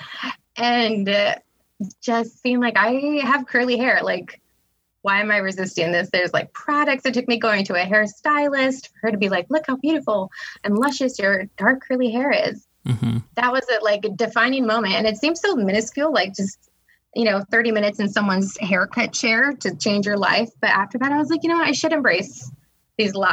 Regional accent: California, United States; I'm here from the West Coast. I'm a California native. I'm Tongva.

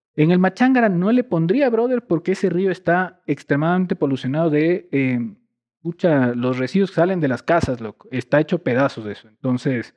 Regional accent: Quito, Pichincha, Ecuador; moved away as an adult; also born or lived in Ibarra; Toda mi vida, antes de, de, que me fui del país por, por estudios, crecido en Cotocollao

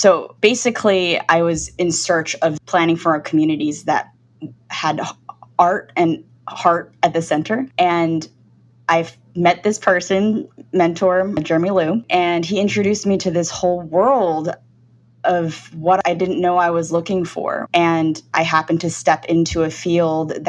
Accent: United States; now in San Francisco, United States; being Chinese American and born in this country.

